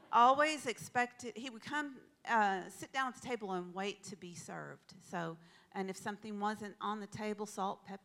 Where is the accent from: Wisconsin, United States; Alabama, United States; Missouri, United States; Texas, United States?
Texas, United States; now in Pacific Northwest, United States; I grew up in Texas, as most of you probably know, and the culture there is really quite different than it is here in the Pacific Northwest.